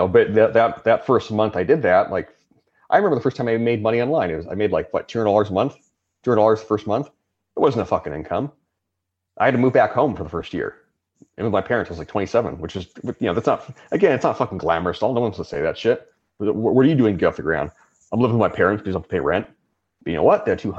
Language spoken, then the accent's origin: English; Southern California, United States; where I grew up in the United States, in California, Southern California